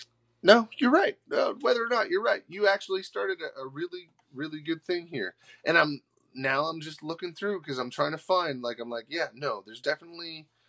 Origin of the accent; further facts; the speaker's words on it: Nova Scotia, Canada; You're from BC. I'm from Nova Scotia. Coast to coast.